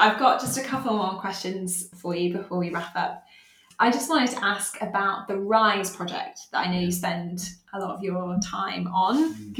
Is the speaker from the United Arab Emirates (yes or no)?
yes; Dubai, United Arab Emirates; so I grew up in Dubai, and my church my church was really multicultural and people from all over the world, and I loved that.